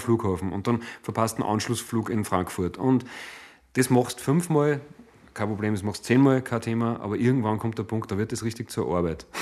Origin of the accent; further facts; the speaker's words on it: Hallein, Salzburg, Austria; Stadt im Land Salzburg. Es ist meine Heimatstadt äh, letztlich